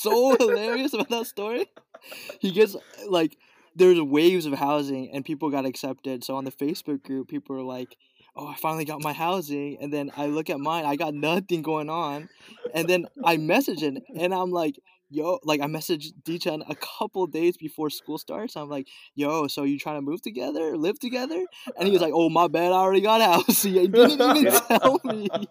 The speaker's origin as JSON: {"language": "English", "town": "Los Angeles", "region": "California", "country": "United States", "tie": "born or raised there", "also_born_or_lived": "Koreatown, Los Angeles", "said": "I was born in Koreatown. Uh, moved to the Valley when I was four years old. The Great One Eight, the Eight One Eight."}